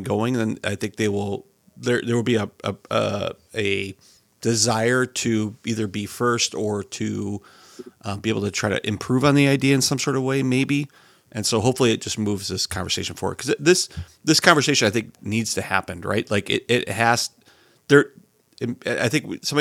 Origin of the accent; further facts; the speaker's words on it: United States; as an American